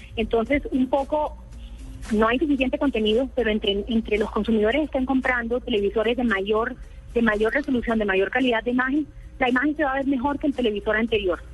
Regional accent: Barranquilla, Atlántico, Colombia; Yo soy de Barranquilla.

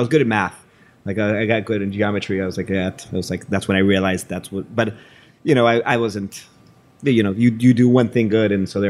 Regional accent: Mexico; So born and raised in Mexico. My mother's American. My dad is from Mexico.

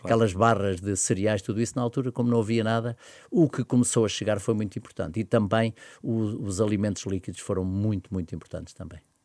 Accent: Pontével, Lisbon, Portugal; doei o meu espólio à Junta de Freguesia de Pontevel, que é a minha terra

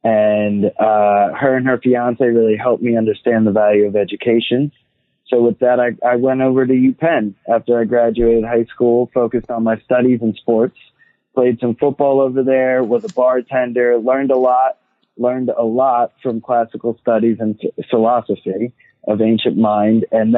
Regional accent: Atlantic City, New Jersey, United States; I am from New Jersey, as Michelle said, from Atlantic City. And I grew up in a single mother household. I'm actually biracial. My mom is white.

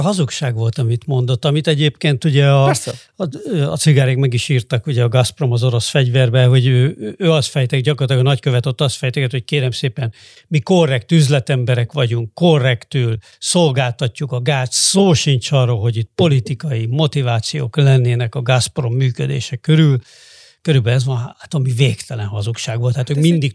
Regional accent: Hungary; én is ebben nőttem föl természetesen, mint aki a 80-as években volt tinédzser

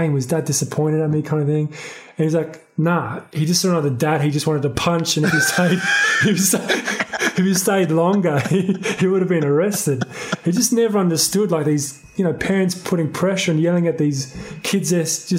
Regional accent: Sydney, New South Wales, Australia; I grew up in Sydney, Bardwell Park, more specifically, and then moved to Blakehurst, which is like down south for a bit, and then kind of settled in the inner

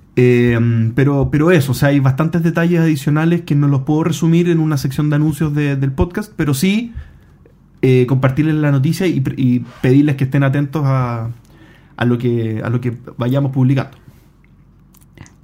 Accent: Chile; yo soy chileno

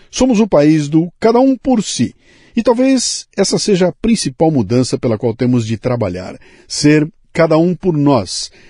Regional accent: Porto Alegre, Rio Grande do Sul, Brazil; born there; Porto Alegre. Gaúcho.

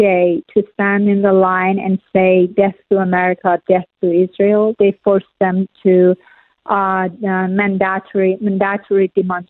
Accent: Iran; moved away; I grew up in Iran

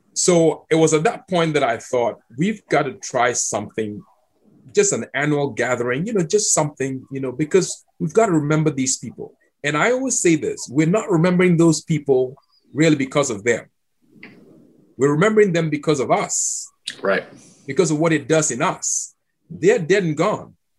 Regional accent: Accra, Greater Accra, Ghana; moved away as an adult; also born or lived in Cape Coast, Ghana / Georgia, United States; now in United States; I grew up in Accra, which is 100 miles from Cape Coast

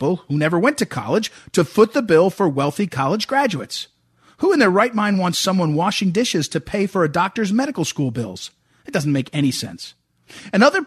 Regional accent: Missouri, United States; I come from Missouri. We are the Show Me State

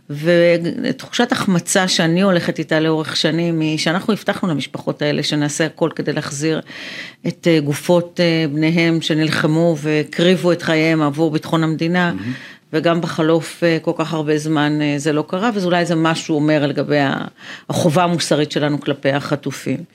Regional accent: Afula, Northern District, Israel; also born or lived in Ramla; now in Tel Aviv, Israel; אני גרה בתל אביב, נולדתי ברמלה, גדלתי

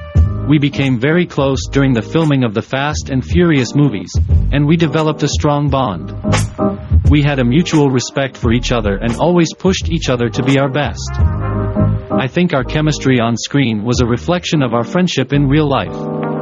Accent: Glendale, California, United States; I was born in Glendale, California, and grew up in a middle-class family.

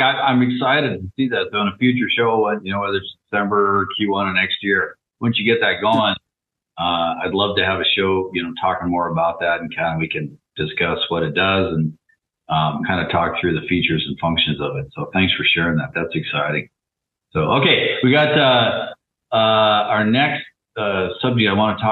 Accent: Thurston County, Washington, United States; where I grew up in Thurston County

